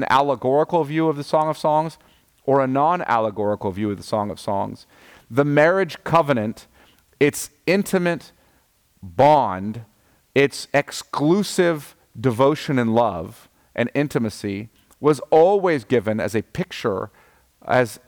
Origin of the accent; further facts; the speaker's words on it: United States; as an American